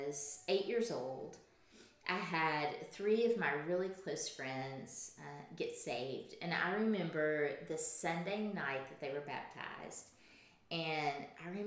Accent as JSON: {"language": "English", "town": "Camden", "region": "Arkansas", "country": "United States", "tie": "born or raised there", "also_born_or_lived": "Fayetteville, Arkansas", "said": "I was born and raised in Camden"}